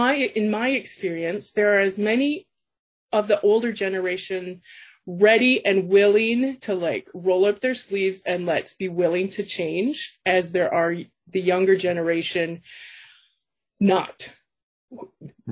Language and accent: English; American Midwest, United States; also born or lived in Canada; now in Alberta, Canada; I actually was born and raised in the States, in the American Midwest, and have lived in a lot of places in Canada.